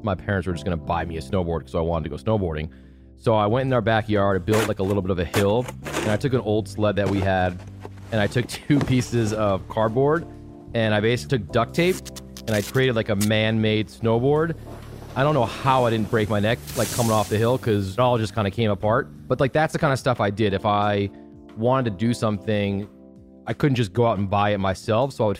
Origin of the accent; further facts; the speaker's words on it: Chicago, Illinois, United States; moved away as an adult; also born or lived in Syracuse; I grew up in Chicago, grew up in a suburb about 30 minutes north of the city